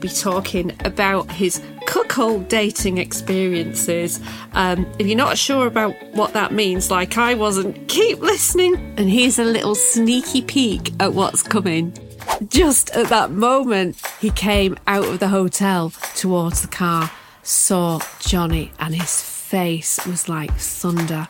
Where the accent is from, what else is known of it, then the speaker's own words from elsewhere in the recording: United Kingdom; now in Los Angeles, United States; as a British woman